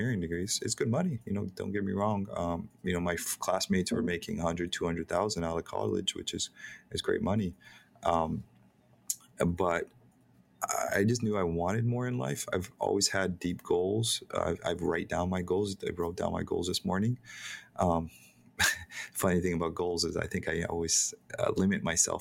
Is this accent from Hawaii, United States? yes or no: yes; Hilo, Hawaii, United States; I'm born and raised in Hawaii. I was born on a pot farm in Hilo